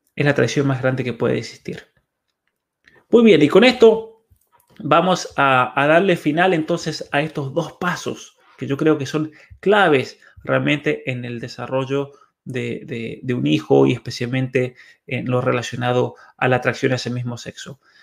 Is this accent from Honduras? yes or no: no; by the Paso de los Patos, San Juan, Argentina; mi pueblo, de hecho, en el, Paso de los Patos